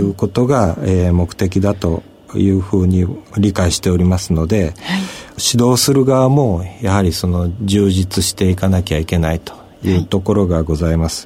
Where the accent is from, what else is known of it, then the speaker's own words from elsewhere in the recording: Kochi, Japan; also born or lived in Tokyo / Tokushima; 私はあの、高知の生まれでございますが、東京薬科大学を出まして、その後、徳島大学の